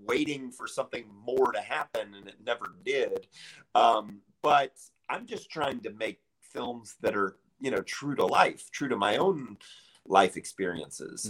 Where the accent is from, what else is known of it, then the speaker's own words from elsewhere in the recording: Charlotte, North Carolina, United States; moved away as an adult; now in Chicago, United States; I grew up in Charlotte, North Carolina